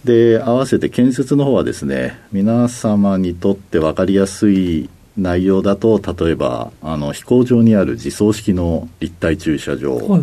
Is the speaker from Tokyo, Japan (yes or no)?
yes; Shinjuku, Tokyo, Japan; 東京都の新宿区ですんで、はい、都会育ち